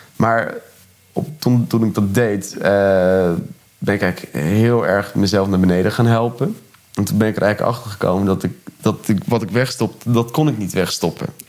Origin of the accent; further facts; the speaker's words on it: Urk, Flevoland, Netherlands; moved away as an adult; now in Ede, Netherlands; Ik kom van Urk